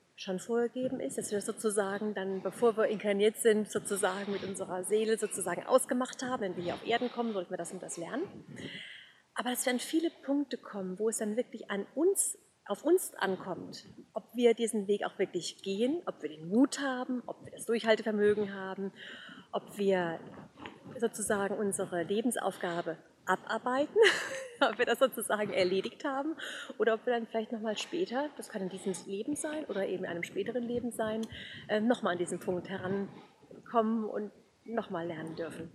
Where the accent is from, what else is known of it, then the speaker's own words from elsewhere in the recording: Offenbach, Hesse, Germany; now in Bavaria, Germany; ich komme ursprünglich aus Offenbach